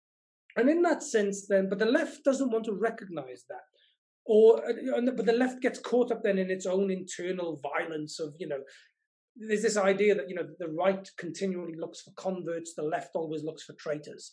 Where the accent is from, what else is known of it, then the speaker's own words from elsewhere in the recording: Welsh mining valleys, Wales, United Kingdom; I grew up in the Welsh mining valleys